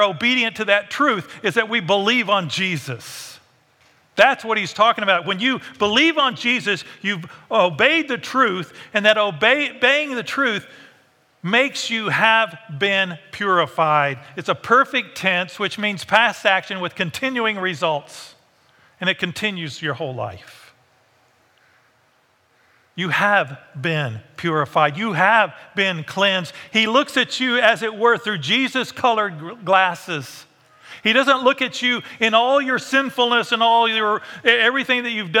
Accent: United States

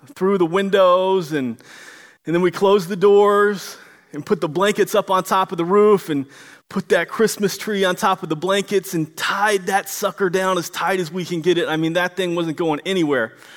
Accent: Florida, United States; now in Washington, United States; I'm originally from Florida

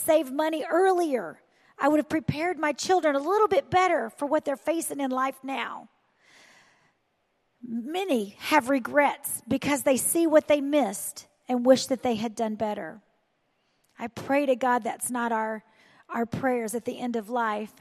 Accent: the South, United States; I am from the South

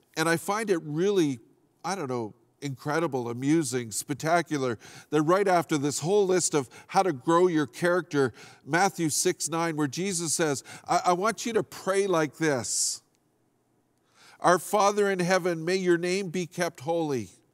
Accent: Fort St. John, British Columbia, Canada; I grew up in Fort Saint John

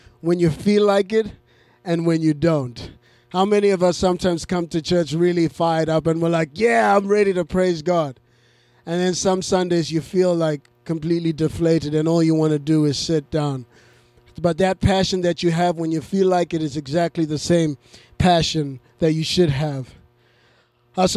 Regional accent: Zimbabwe; moved away; I grew up in Zimbabwe

